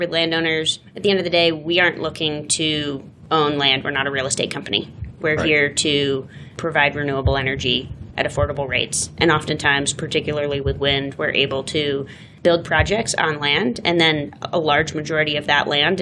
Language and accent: English; New England, United States; moved away as an adult; also born or lived in Boston / San Francisco; now in Denver, United States; I grew up in New England, went to school in Boston, spent some time in San Francisco, and then came to Denver